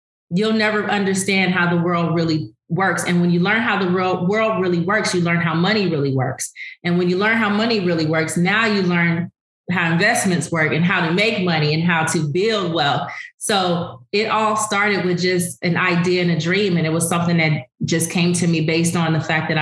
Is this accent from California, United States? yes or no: yes; Los Angeles, California, United States; Growing up in South Central LA, it was very impoverished area